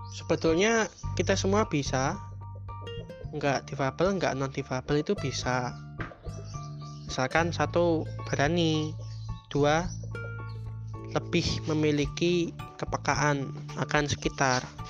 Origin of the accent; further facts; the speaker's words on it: Yogyakarta, Special Region of Yogyakarta, Indonesia; saya pindah dari SD Muhammadiyah ya dari kelas 3 menuju kelas 4 di sebuah yayasan yang ada di utara di kota Yogyakarta